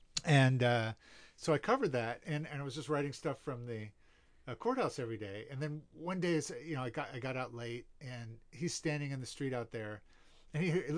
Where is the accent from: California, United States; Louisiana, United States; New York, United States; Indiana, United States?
New York, United States; also born or lived in Baltimore; now in San Diego, United States; I grew up in New York, and people who in New York have a certain perception of Rudy. But, you know, I realized living here in San Diego, outside of New York